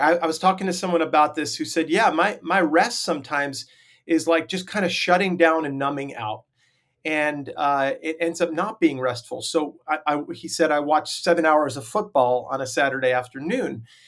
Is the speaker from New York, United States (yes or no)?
yes; Long Island, New York, United States; I grew up on Long Island, New York